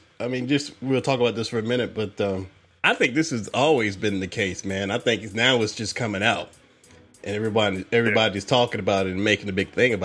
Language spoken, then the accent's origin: English; the South, United States; We're from the South.